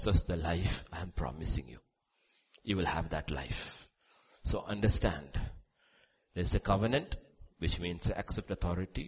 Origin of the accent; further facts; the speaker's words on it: India; We were all born in India, right? As Indian citizens